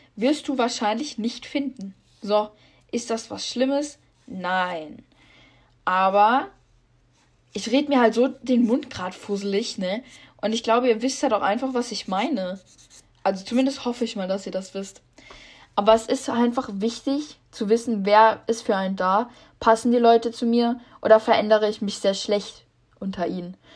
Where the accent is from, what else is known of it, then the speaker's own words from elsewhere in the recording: Rhineland-Palatinate, Germany; ich komme aus Rheinland-Pfalz